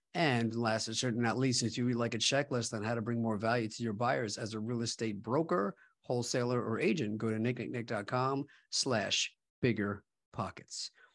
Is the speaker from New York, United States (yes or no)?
yes; Long Island, New York, United States; my hometown of Long Island, New York